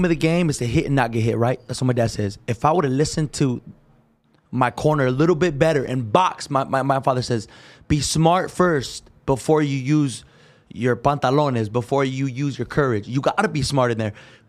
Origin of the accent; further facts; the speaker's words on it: California, United States; everyone from Cali, you know, we're from California